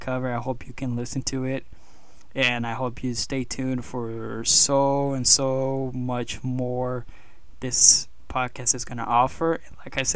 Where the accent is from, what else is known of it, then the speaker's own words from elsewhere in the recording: Mexico; moved away; I also own a gym down south in my home country of Mexico.